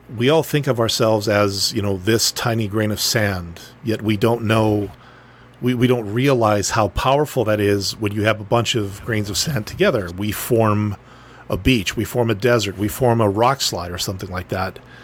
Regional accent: northern Manitoba, Canada; dude from, you know, butt crack northern Manitoba, enough talking about my hometown

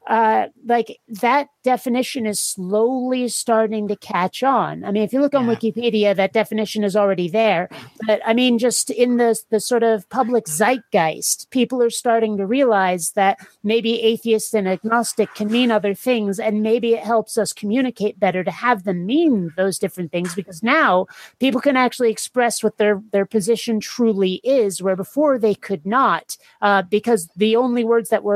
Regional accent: Burlington, Vermont, United States; also born or lived in Seattle; now in San Diego, United States; I was raised in Vermont, and I was raised in the one thing that can vaguely qualify as a city in Vermont, the Burlington area.

